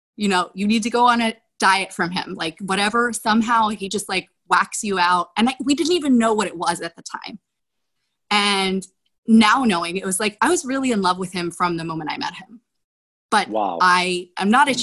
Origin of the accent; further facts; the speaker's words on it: Philadelphia, Pennsylvania, United States; I'm from Philly